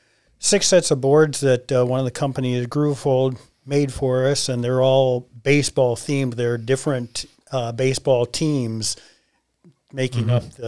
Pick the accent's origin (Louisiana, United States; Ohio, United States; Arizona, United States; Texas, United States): Ohio, United States; Toledo; moved away as an adult; also born or lived in Akron, Ohio; now in Newcomerstown, United States; I was born and raised in Toledo, Ohio.